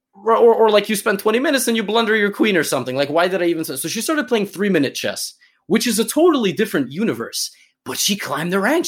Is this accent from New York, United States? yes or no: yes; New York, United States; I'm from New York